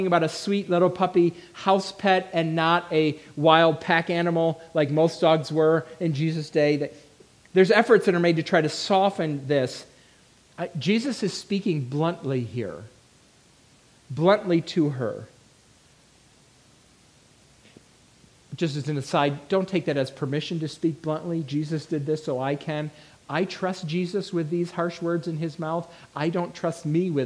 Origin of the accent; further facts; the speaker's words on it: near Niagara Falls, New York, United States; moved away; I grew up near Niagara Falls.